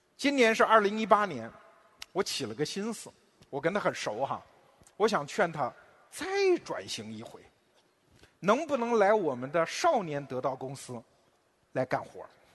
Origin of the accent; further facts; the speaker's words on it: China; 我们中国人现在两代人之间经常会为你结不结婚有争论